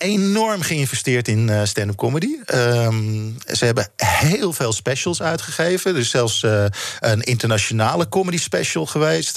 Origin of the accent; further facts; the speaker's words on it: Netherlands; wij een hele aparte jaren 60 hebben gehad in Nederland